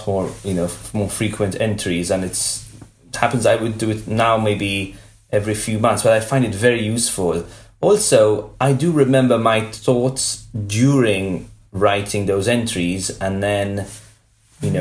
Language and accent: English; Malta; moved away as an adult; now in United States; we grew up in Malta together